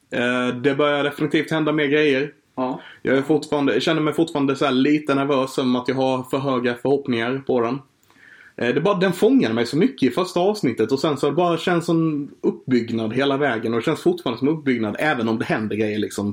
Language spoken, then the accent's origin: Swedish; Sweden; vi som svenskar